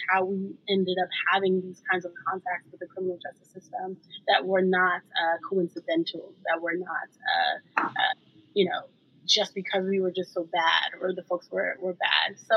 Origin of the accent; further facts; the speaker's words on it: New York City, New York, United States; I'm from New York City, born and raised in Brooklyn, New York